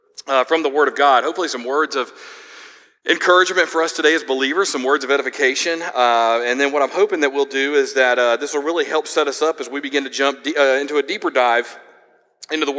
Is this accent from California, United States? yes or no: no; Georgia, United States; I grew up in Georgia.